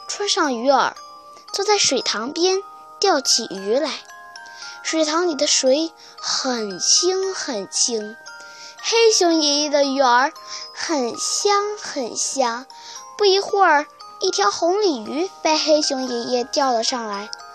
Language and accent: Chinese; Shenyang, Liaoning, China; 我来自辽宁省沈阳市